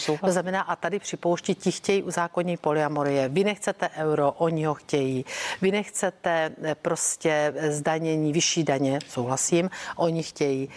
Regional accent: South Moravian Region, Czechia; u nás na Jižní Moravě

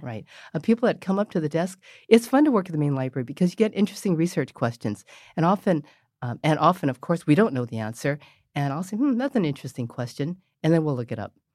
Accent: San Francisco, California, United States; also born or lived in Mission District, San Francisco; I grew up in North Beach

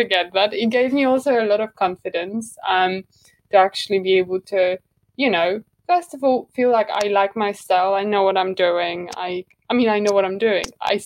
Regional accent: Warsaw, Masovian Voivodeship, Poland; moved away as an adult; now in London, United Kingdom; I'm originally from Poland. I'm from Warsaw.

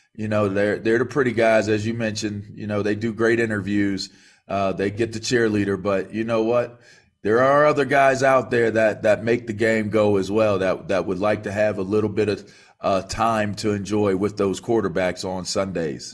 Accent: Pittsburgh, Pennsylvania, United States; we're Pittsburgh guys. He's, he's from Penn Hills. I'm from North Hills

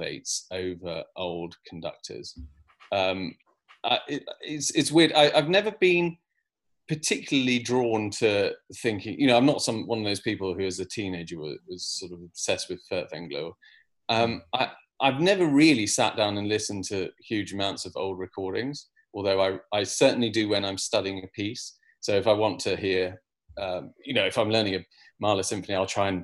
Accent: United Kingdom; as a British conductor

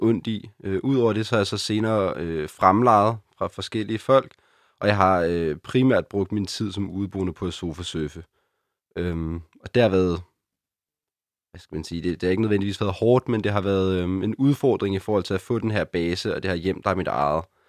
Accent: Copenhagen, Capital Region of Denmark, Denmark; er født og opvokset i København, og min familie bor her faktisk stadig

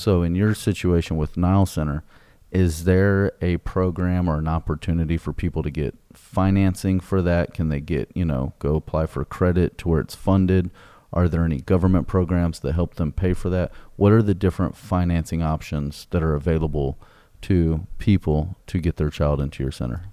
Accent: Greatwood, Texas, United States; I grew up in Great Woods

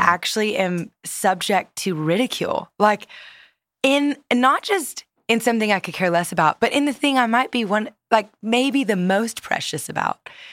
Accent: Louisiana, United States; I grew up in Louisiana

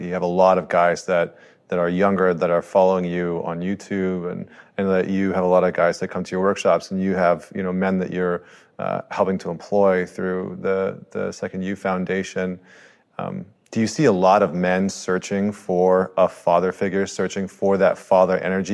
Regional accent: Canada; I'm a Canadian

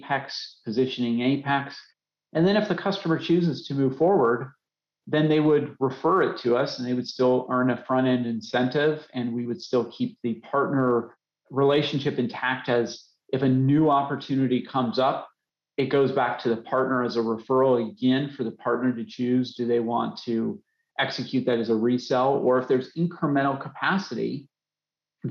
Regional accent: Colorado, United States; I grew up in Colorado.

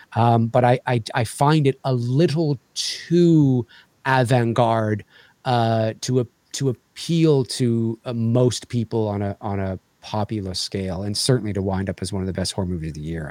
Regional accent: Canada; as a Canadian

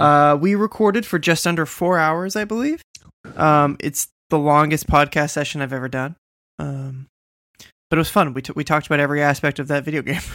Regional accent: Boston, Massachusetts, United States; I'm from Boston

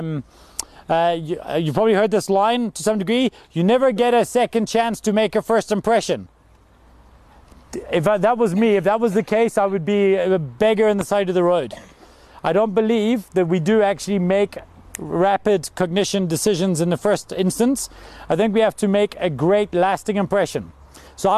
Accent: South Africa; also born or lived in Glasgow, Scotland; I moved here when I was 9 years old because my father got a job in South Africa

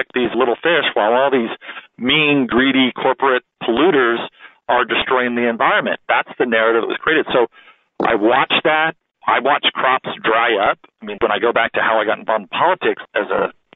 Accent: California, United States; growing up in California

